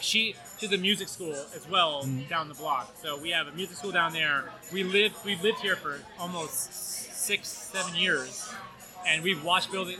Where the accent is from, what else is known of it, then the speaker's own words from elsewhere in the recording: Burlington, Vermont, United States; moved away; I am from Burlington, Vermont